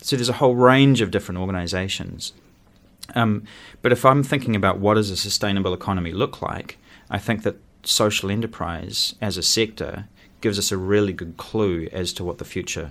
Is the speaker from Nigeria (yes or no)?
no; Wellington, New Zealand; Well, I say that I grew up in Aro Valley because we moved there when I was about 15 or 16.